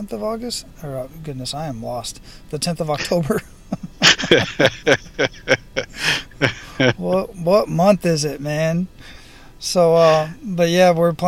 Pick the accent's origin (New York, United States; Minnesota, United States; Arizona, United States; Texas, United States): Arizona, United States; Phoenix; now in Hawaii, United States; I grew up in Phoenix, Arizona